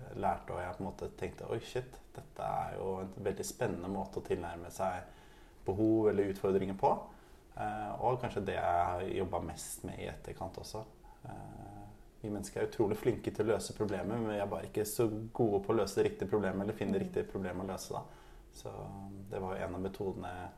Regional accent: Oslo, Norway; also born or lived in Tromsø; Jeg er fra Oslo, fra Oppsal, og bor nå på Løren

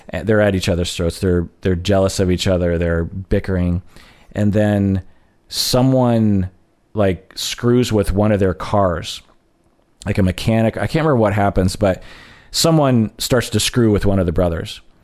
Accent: United States; I'm Japanese American

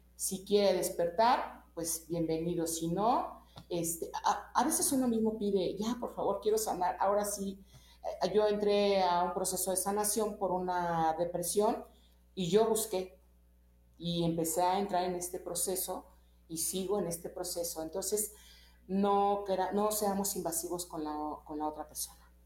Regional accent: Mexico; soy mexicana y este, con mucho orgullo

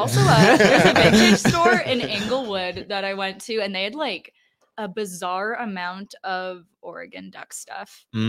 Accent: Creston, British Columbia, Canada; born or raised there; now in Calgary, Canada

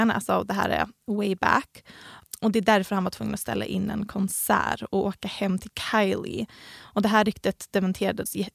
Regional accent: Helsingborg, Skåne, Sweden; Vi, vi kommer båda från Helsingborg.

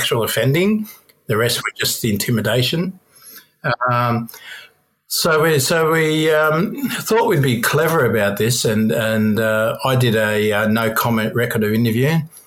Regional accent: Melbourne, Victoria, Australia; I had a long rap sheet growing up in Belterra and Turana.

